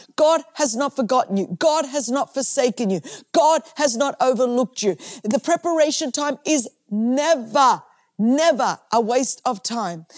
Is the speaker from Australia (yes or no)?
yes; Australia; I'm from Australia